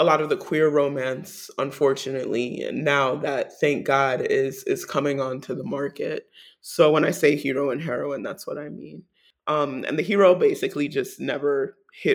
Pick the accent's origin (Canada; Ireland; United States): United States; New York City, New York; as a New Yorker